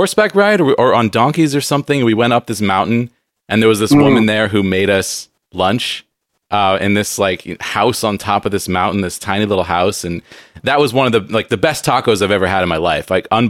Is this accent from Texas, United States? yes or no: no; San Diego, California, United States; I grew up in San Diego. I went to Mexico quite a bit